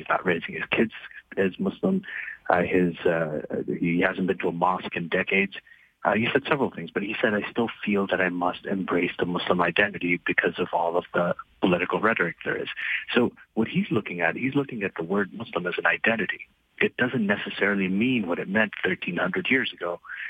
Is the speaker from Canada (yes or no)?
no; Libya; moved away as an adult; also born or lived in Saudi Arabia / Pakistan; as somebody who came to North America in my 20s, and I grew up in Libya, Saudi Arabia, and Pakistan